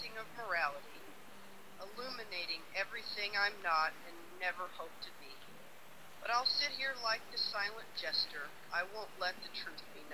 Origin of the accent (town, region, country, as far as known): United States; accent: American